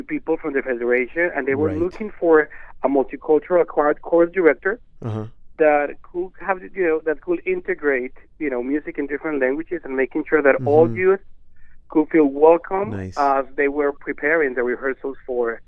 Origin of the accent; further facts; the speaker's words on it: Bogotá, Colombia; moved away as an adult; also born or lived in Miami, United States; now in United States; I grew up in a nice family in Bogota